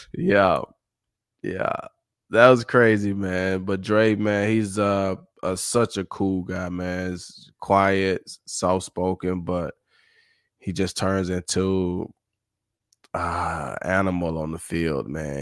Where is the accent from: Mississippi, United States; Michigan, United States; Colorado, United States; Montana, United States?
Mississippi, United States; Summit; I'm from Summit